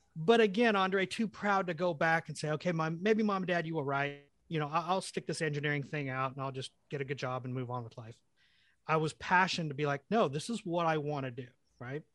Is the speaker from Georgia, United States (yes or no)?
no; El Reno, Oklahoma, United States; also born or lived in London, England; I moved to the United States when I was four years old. My parents picked El Reno, Oklahoma